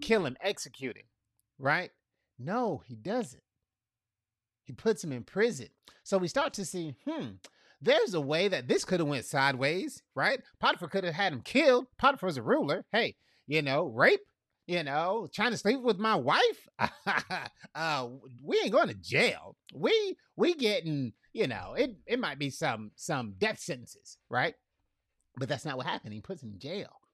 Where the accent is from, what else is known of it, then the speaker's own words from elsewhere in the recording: Fort Myers, Florida, United States; now in Tampa, United States; I'm from Fort Myers, I'm a Fort Myers boy